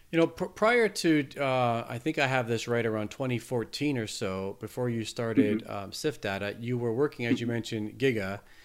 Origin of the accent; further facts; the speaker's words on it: Canada; I'm Canadian